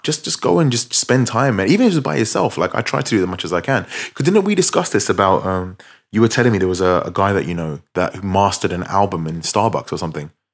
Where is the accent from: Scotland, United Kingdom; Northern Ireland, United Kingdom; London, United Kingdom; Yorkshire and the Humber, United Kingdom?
London, United Kingdom; we're from London, we, we, we both live, like, twenty minutes from central London